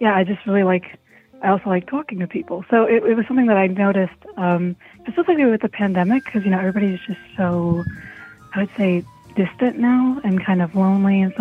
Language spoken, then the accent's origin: English; Italy; moved away; I'm Italian, like, actually Italian, not like New York Italian, like born and raised in Italy